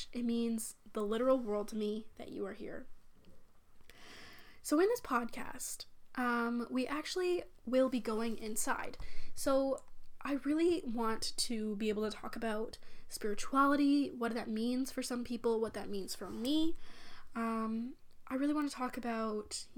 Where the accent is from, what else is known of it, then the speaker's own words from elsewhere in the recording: Canada; I'm from Canada